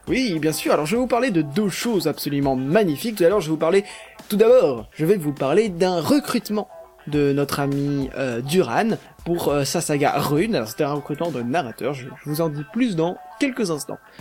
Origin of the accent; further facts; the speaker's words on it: Paris region, Île-de-France, France; je suis de la région parisienne